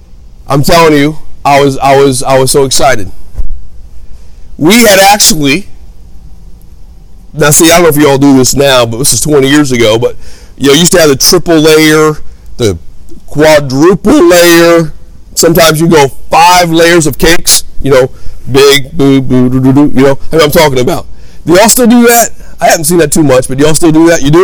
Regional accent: Hammond, Indiana, United States; also born or lived in Gary, Indiana; I was raised in Hammond, Indiana

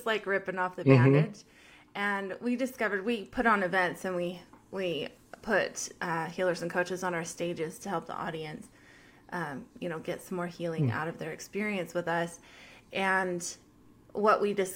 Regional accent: United States; I'm an American

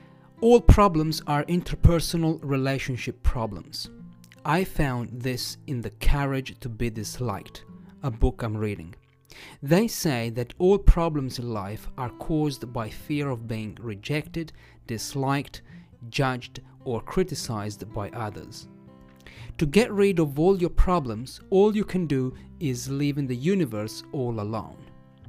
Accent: Italy; accent: Italian; English is a second language

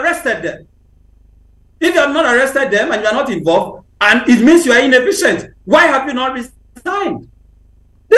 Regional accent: Niger Delta, Nigeria; I come from the Niger Delta

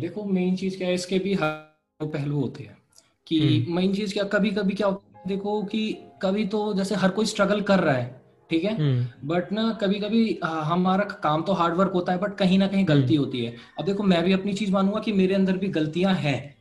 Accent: Noida, Uttar Pradesh, India; also born or lived in Ghaziabad; मैं नोएडा से हूँ

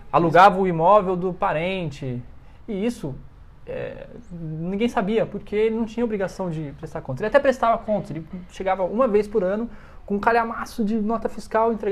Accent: São Paulo, Brazil; now in Brasília, Brazil; Acho que dificilmente voltarei para São Paulo, até porque eu não sou de São Paulo capital.

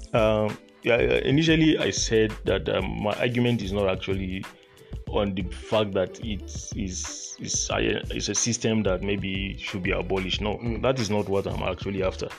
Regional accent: Borno, Nigeria; I'm actually from Borno State, so uh, I'm a northerner to the core.

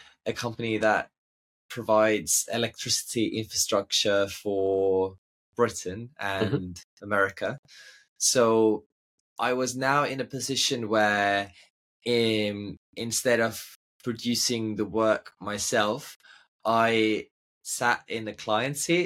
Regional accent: Estonia; moved away; growing up in Estonia is an absolute dream

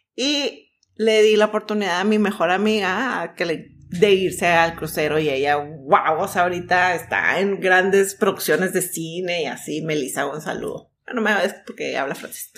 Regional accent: Mexico; also born or lived in Vancouver, Canada; Salimos de la misma escuela, somos mexicanas

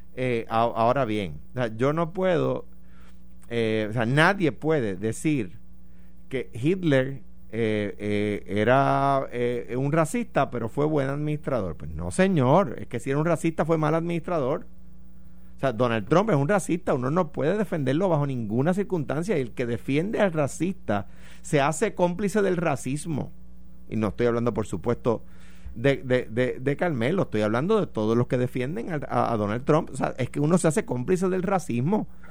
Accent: Puerto Rico; en realidad somos puertorriqueños

